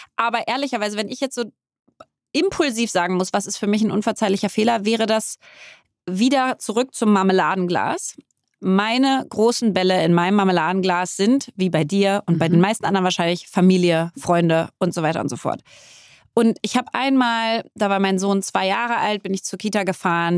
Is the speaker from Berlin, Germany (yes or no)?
yes; Berlin, Germany; ich bin Berlinerin